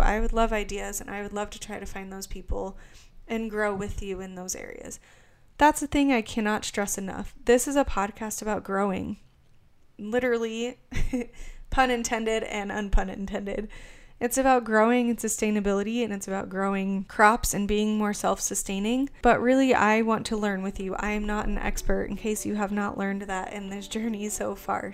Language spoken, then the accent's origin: English; Arizona, United States; moved away as an adult; now in Kansas City, United States; Originally, I'm from Arizona. I lived there until about a year ago.